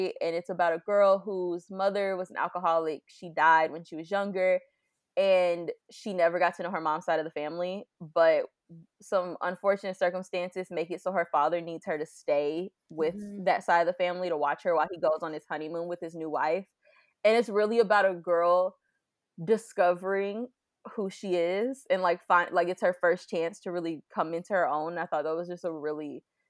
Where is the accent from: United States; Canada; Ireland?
United States; Florida; I live, like I'm from Florida